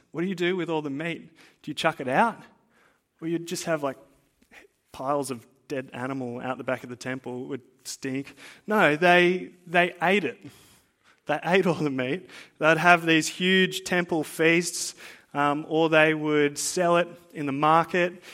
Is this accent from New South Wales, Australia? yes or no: yes; Blue Mountains, New South Wales, Australia; now in Central Coast, Australia; I didn't grow up on the Central Coast, right? I grew up in the Blue Mountains